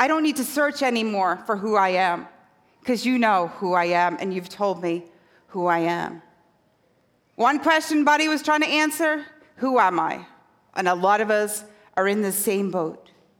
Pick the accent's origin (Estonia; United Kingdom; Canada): United Kingdom; Scotland; now in New York, United States; I did not grow up on this side of the Atlantic. So I grew up in a tiny fishing village on the northeast coast of Scotland.